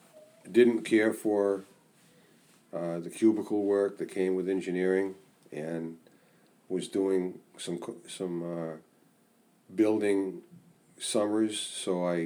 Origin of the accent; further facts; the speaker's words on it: Saco, Maine, United States; also born or lived in Boston; now in Rangeley, United States; I was raised in Saco.